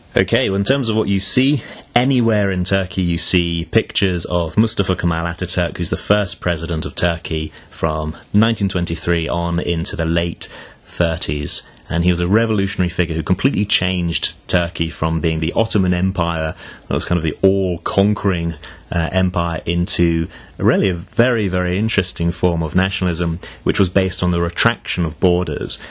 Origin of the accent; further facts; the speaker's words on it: United Kingdom; I'm British through and through